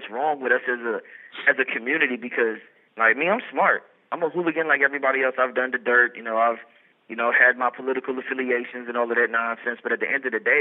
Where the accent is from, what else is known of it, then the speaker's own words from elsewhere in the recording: Memphis, Tennessee, United States; I'm from North Memphis